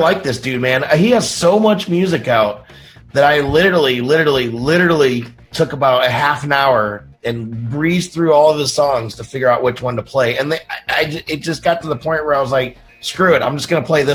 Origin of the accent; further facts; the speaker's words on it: Indiana, United States; I'm from Indiana.